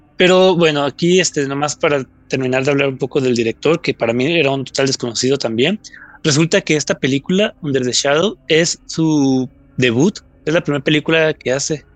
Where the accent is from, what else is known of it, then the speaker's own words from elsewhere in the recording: Mexico; los mexicanos